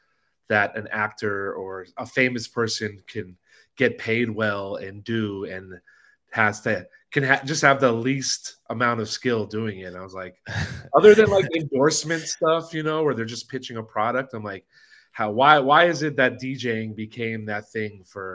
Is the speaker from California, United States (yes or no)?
yes; Los Angeles, California, United States; I'm born and raised in LA.